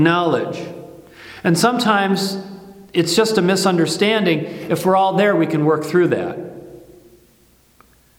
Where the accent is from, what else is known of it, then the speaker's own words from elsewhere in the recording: Midwest, United States; I grew up in the Midwest